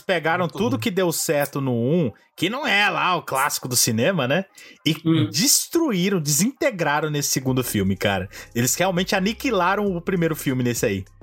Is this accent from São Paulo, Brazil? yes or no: yes; São Paulo, Brazil; moved away; eu fui recentemente à minha terra natal, São Paulo